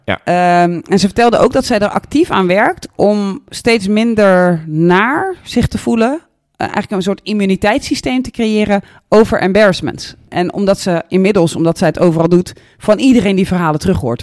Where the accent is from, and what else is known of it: Netherlands